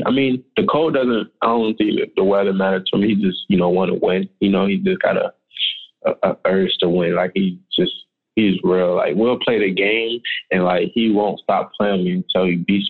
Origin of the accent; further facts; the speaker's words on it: Maryland, United States; we grew up in Maryland, so in the wintertime, we got cold winters. It was snowing and stuff, but we did get some hot summers too.